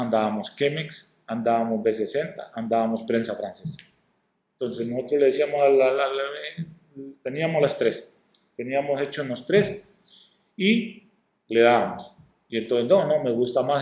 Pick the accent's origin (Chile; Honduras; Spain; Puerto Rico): Honduras; Corquín, Copán; moved away; also born or lived in northern Honduras; soy de Corquín, pero que he pasado mi mayor tiempo allá en la zona norte, y, estudiando y todo